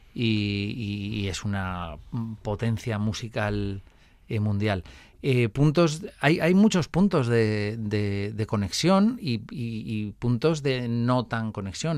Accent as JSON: {"language": "Spanish", "town": "Vitoria", "region": "Basque Country", "country": "Spain", "said": "yo soy de Vitoria y en Vitoria no es que haya mucho flamenco"}